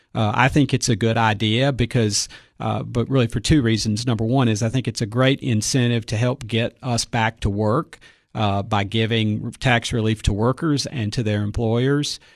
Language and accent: English; Cookeville, Tennessee, United States; I grew up in Cookville